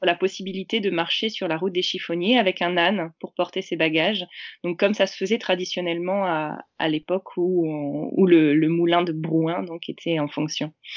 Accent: Normandy, France; je suis de Normandie

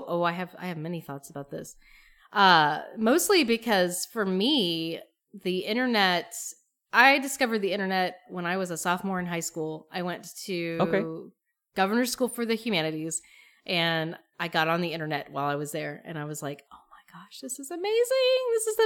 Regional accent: Appalachia, United States; growing up in Appalachia was related to queerness

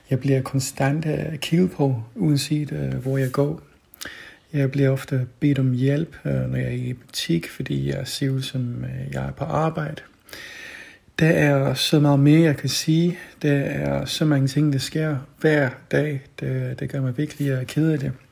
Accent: England, United Kingdom; now in Denmark; Det er sket både i, Dan- i England, hvor jeg er vokset op, og her i Danmark.

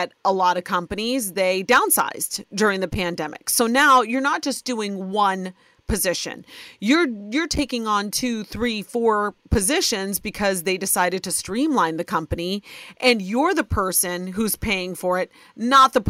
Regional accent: Ohio, United States; born or raised there

